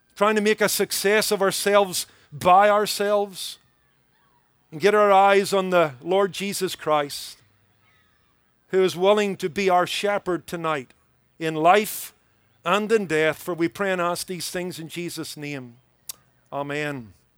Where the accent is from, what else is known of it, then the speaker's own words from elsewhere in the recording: Belfast, Northern Ireland, United Kingdom; accent: Irish; moved away as an adult; I was born in the be, city of Belfast